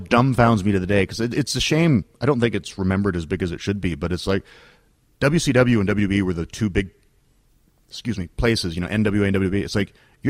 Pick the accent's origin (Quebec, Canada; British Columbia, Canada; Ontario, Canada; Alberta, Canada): Ontario, Canada; North Bay; born or raised there